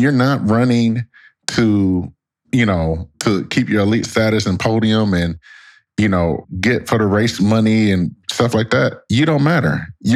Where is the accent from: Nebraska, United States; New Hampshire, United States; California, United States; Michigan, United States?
Michigan, United States; Detroit; moved away as an adult; also born or lived in Connecticut; me growing up in Detroit, Michigan